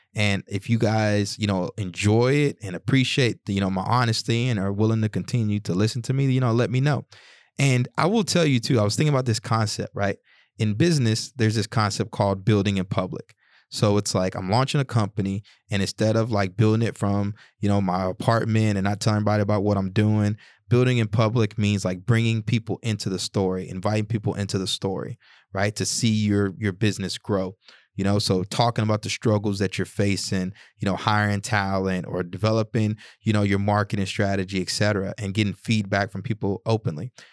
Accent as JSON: {"language": "English", "region": "the South", "country": "United States", "tie": "born or raised there", "said": "when I was growing up in the South"}